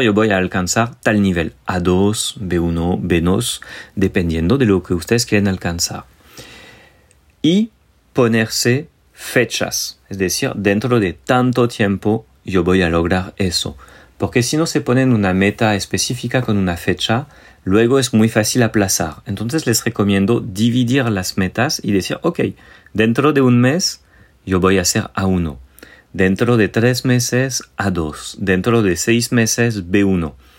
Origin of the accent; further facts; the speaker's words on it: France; Soy el francés tóxico